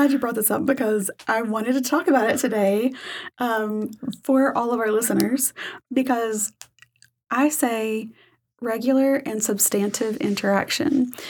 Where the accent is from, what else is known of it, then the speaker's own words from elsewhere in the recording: Arkansas, United States; I'm a Southeast Arkansas girl.